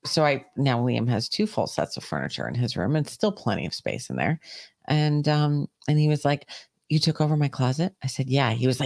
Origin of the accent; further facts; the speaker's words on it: New York, United States; I'm a New Yorker.